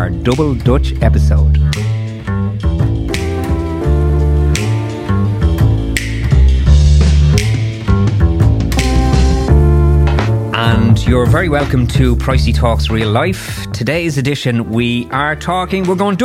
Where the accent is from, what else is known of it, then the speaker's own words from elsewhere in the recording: Ireland; as an Irish person